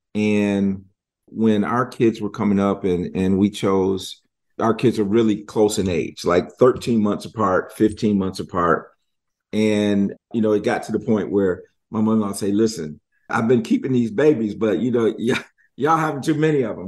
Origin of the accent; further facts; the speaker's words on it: Michigan, United States; moved away; I'm from Michigan